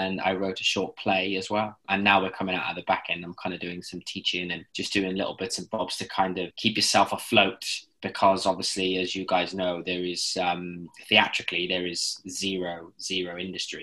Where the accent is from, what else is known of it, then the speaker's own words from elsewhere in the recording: Cardiff, Wales, United Kingdom; now in London, United Kingdom; I was, you know, born and bred in Cardiff and then moved to a bigger city